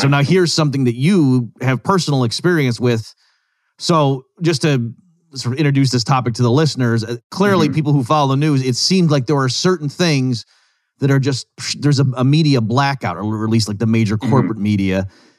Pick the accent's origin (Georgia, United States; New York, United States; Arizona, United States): New York, United States; Rochester; I actually grew up in Rochester.